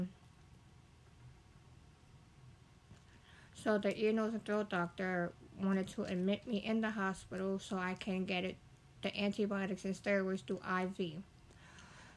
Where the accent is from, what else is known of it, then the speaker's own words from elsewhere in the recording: Lancaster, Pennsylvania, United States; I'm from Lancaster